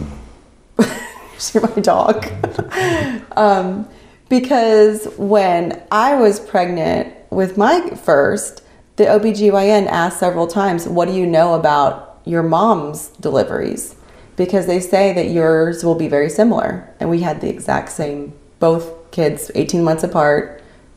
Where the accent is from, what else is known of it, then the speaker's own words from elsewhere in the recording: Winchester, Virginia, United States; I was born in Winchester, Virginia.